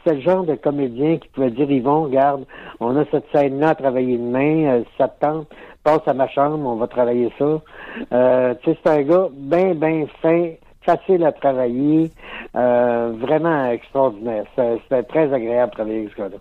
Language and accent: French; Alma, Quebec, Canada; je viens d'Alma Lac-Saint-Jean